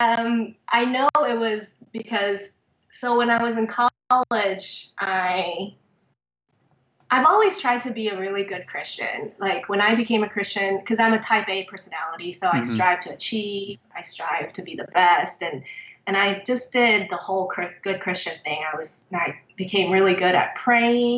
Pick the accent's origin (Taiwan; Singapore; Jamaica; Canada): Taiwan; moved away; I was born and raised in Taiwan